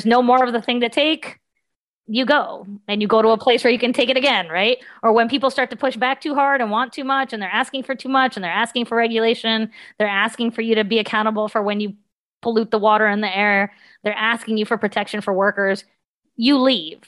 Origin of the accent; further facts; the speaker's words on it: Cross Lanes, West Virginia, United States; moved away as an adult; also born or lived in Pittsburgh; now in Boston, United States; when I was growing up in the Chemical Valley in the 80s